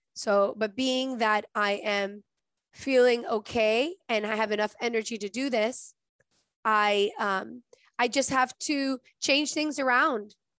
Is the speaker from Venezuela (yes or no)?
yes; Venezuela; moved away; I'm from Venezuela, and in Venezuela, I have relatives